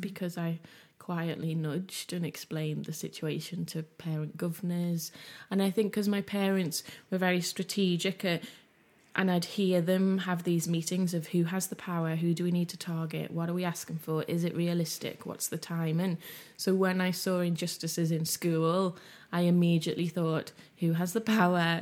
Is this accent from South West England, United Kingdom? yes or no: no; Liverpool, North West England, United Kingdom; I grew up in West Everton in Liverpool in the eighties in a very low-income area